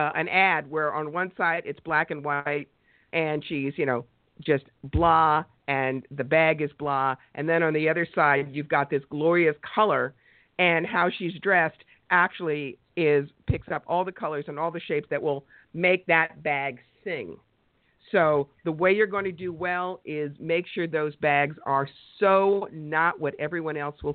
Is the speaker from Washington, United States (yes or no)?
no; New York, United States; I'm a New Yorker and I talk fast